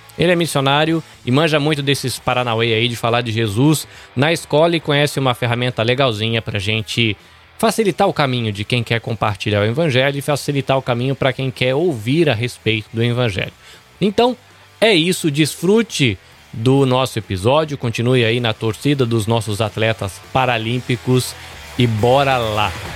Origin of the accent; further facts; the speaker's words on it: interior of São Paulo, Brazil; moved away; also born or lived in Salvador, Bahia; eu sou de Salvador, na Bahia, mas eu cresci no interior de São Paulo